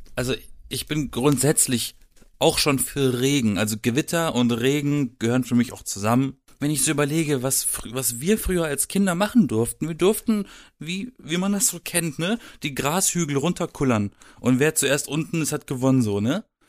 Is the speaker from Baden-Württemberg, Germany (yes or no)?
yes; Black Forest, Baden-Württemberg, Germany; Ich komme aus dem Schwarzwald. Ja. Ich war umgeben von Wald. Also ich habe theoretisch im Wald gelebt.